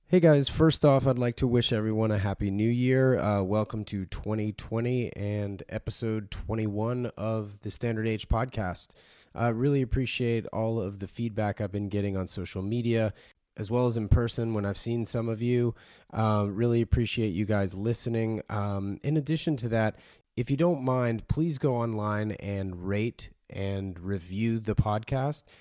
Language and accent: English; Cary, North Carolina, United States; moved away; I grew up in Raleigh, North Carolina, or, or Cary, actually